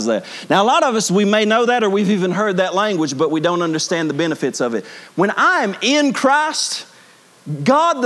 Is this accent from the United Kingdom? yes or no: no; Bible Belt, Southern United States, United States; we grew up in the Bible Belt